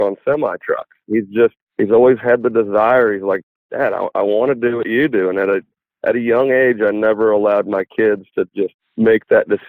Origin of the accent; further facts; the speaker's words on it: Sioux Falls, South Dakota, United States; now in Kansas City, United States; I was born in Sioux Falls, South Dakota